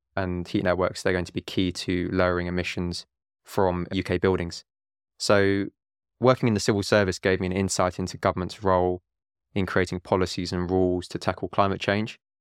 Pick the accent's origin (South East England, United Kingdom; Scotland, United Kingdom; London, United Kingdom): London, United Kingdom; I'm from London. My mum is from Italy. My dad is from Hong Kong